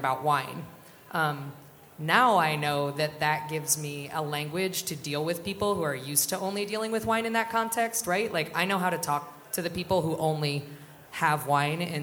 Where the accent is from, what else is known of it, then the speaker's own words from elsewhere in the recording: South Central Pennsylvania, United States; I'm from South Central Pennsylvania. My people are working class and poor